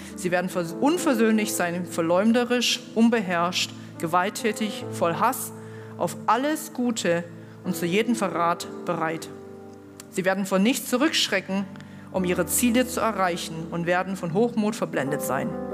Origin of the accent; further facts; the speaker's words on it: China; now in Germany; ich komme aus China